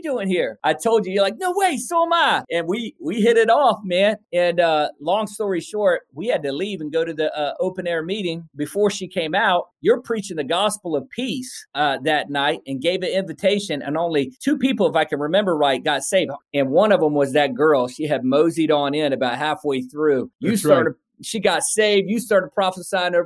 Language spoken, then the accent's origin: English; Virginia, United States; I grew up in Virginia where you could throw a rock and hit three churches by accident